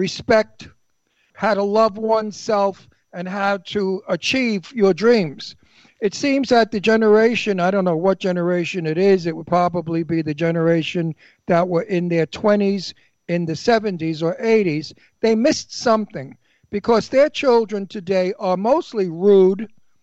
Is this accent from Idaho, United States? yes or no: no; New York City, New York, United States; accent: Brooklyn; moved away; living in Brooklyn